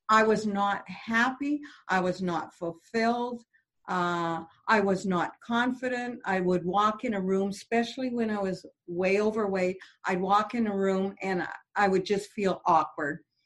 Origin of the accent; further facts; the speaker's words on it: Canada; I'm French Canadian